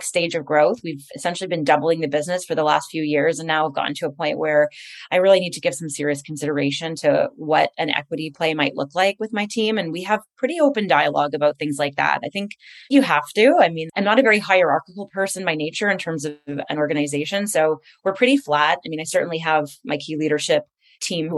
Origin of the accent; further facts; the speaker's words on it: Montreal, Quebec, Canada; moved away; I'm from Montreal originally